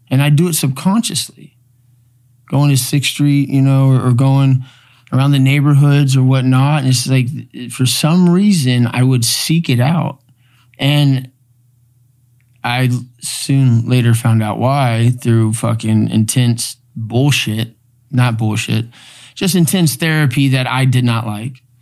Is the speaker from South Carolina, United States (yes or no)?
no; Houston, Texas, United States; we grew up in Houston. Like me and him, we grew up a uh, block away.